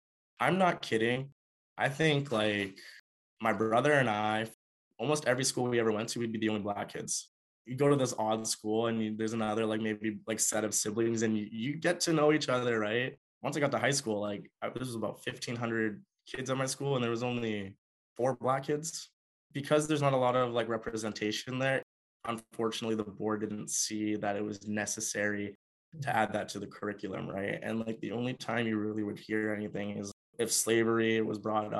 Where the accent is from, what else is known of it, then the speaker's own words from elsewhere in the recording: Canada; I'm African, I'm here, I'm strong. I'm Canadian, I'm here, I'm strong, right?